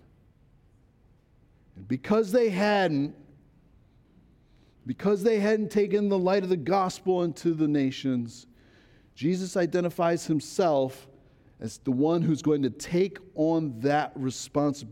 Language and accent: English; Baltimore County, Maryland, United States; moved away; I grew up in Baltimore County